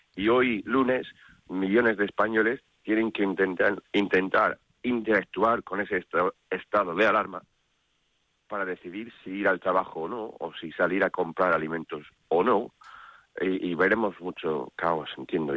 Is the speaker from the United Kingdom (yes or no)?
yes; United Kingdom; Spanish is a second language; now in Spain; soy británico aquí